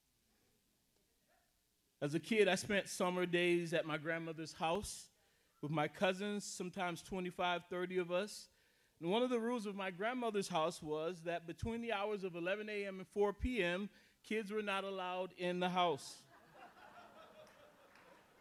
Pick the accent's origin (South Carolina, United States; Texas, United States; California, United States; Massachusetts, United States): South Carolina, United States; now in Minnesota, United States; I was born and raised in South Carolina.